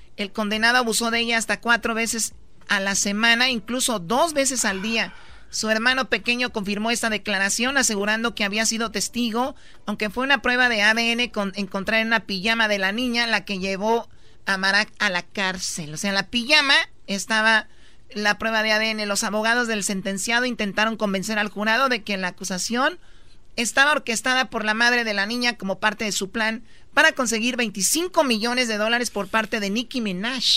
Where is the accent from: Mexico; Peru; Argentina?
Mexico; now in Los Angeles, United States; como mexicanos